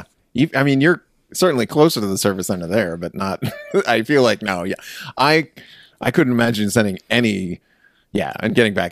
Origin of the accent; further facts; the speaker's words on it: East Coast, United States; I'm originally from the East Coast And so I'm a transplant to California.